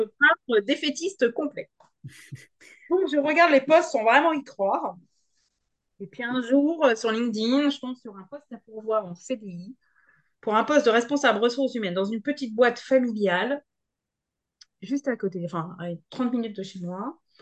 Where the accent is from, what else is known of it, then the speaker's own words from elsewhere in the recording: Normandy, France; moved away as an adult; rentrer en Normandie dans ma région natale